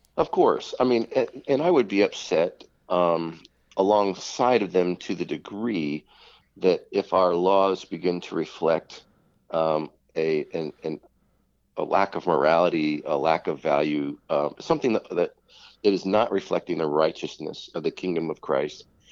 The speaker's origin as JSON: {"language": "English", "country": "United States", "said": "I'm American."}